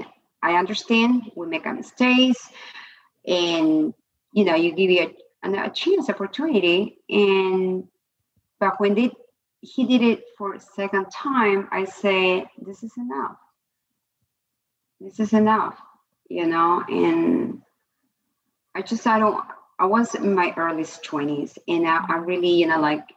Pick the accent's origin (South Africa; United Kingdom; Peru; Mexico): Peru; moved away; I was born and raised in Peru in a middle class family I came from